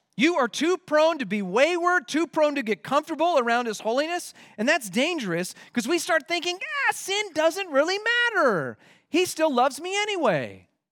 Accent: Kansas City, United States; my childhood growing up in Kansas City

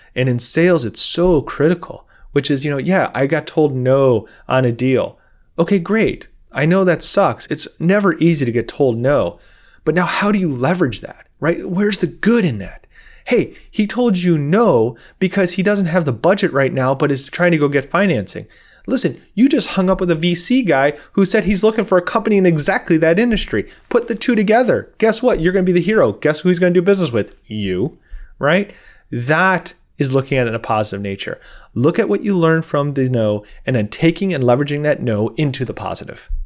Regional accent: Midwest, United States; I'm from the Midwest.

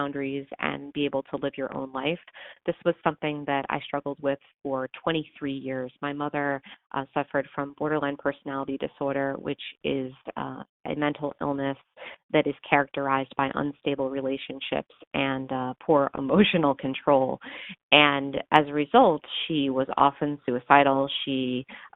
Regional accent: suburbs of Washington, D.C., Maryland side, United States; moved away as an adult; also born or lived in New York; now in Chicago, United States; I grew up in the suburbs of Washington, D.C. on the Maryland side, just about 15 miles northwest of D.C.

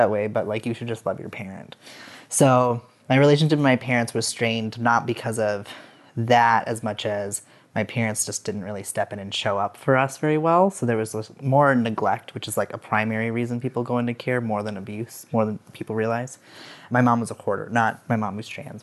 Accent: Casper, Wyoming, United States; I grew up in Wyoming, in Casper, Wyoming.

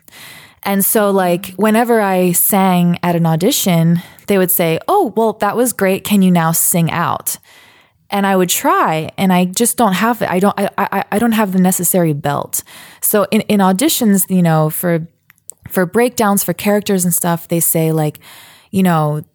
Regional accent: Baltimore, Maryland, United States; I grew up actually singing in the Peabody Children's Choir at Johns Hopkins in Baltimore. And that was like 11 years of my life

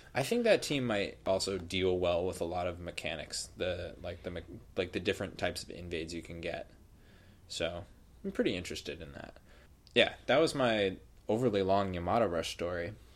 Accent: New England, United States; now in California, United States; I'm from the East Coast, uh, New England area

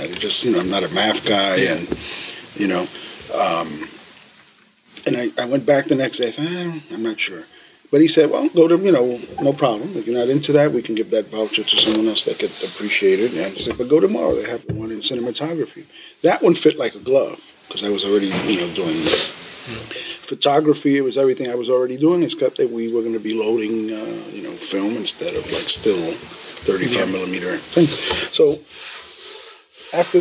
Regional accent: New York City, New York, United States; also born or lived in Lower East Side, Manhattan; my mother moved up to the South Bronx probably when I was about a year old

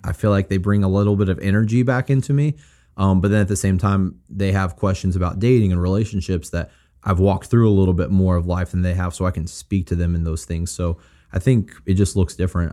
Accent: Springfield, United States; moved away as an adult; my hometown of Springfield

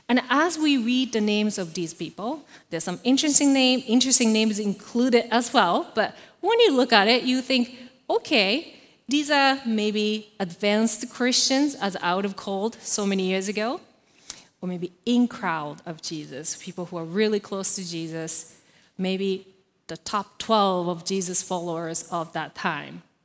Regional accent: Japan; moved away as an adult; I was born and raised in Japan

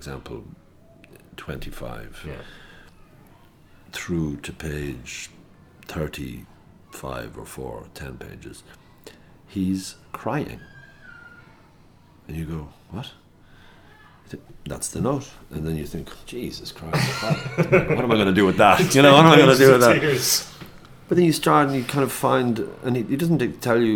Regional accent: Loughrea, Connacht, Ireland; also born or lived in Tuam; I'm from Loughrea, County Galway, and I went to school for 6 years in St. Charlotte's College in Tuam College

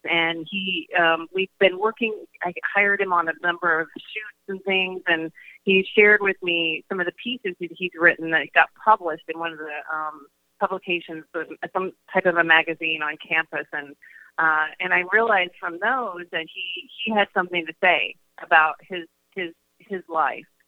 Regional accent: Deep South, United States; I I grew up in the Deep South

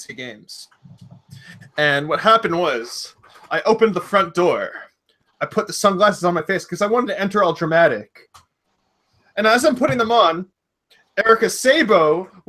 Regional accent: Canada; I'm Canadian

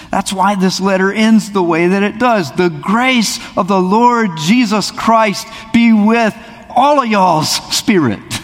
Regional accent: South Carolina, United States; I grew up in a little town in South Carolina

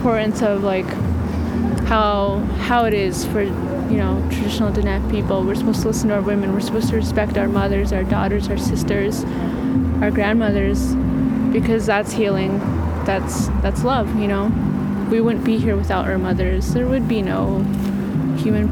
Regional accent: Flagstaff, Arizona, United States; also born or lived in Sand Springs / Howell Mesa; growing up in Flagstaff, you know, Flagstaff is an indigenous area

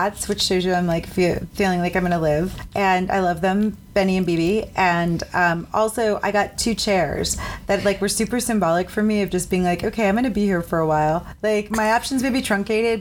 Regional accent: Cape Cod, Massachusetts, United States; I grew up on Cape Cod too

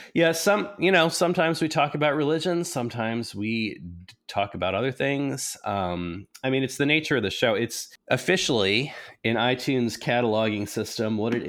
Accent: Nebraska, United States; also born or lived in Massachusetts; I will say this, and this might be just because I was born in Massachusetts and raised in Nebraska, so I'm used to winters

